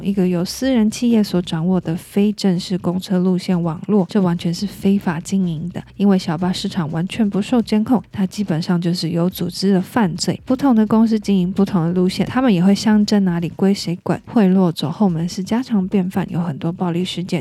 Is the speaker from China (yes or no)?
no; Kaohsiung countryside, Taiwan; moved away; also born or lived in Taipei; 我是乡下出生的